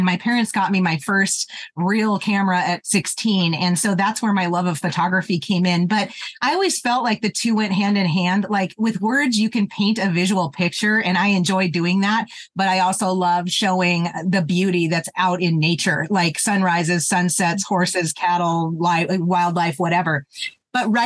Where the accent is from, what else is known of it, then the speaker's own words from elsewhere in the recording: Terry, Montana, United States; moved away as an adult; I grew up in Terry, Montana, which is in Southeastern